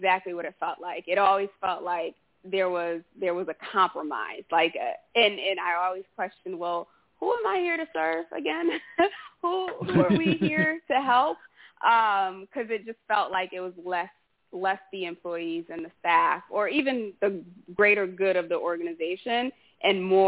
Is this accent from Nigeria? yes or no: no; Haiti; moved away; I was born in Haiti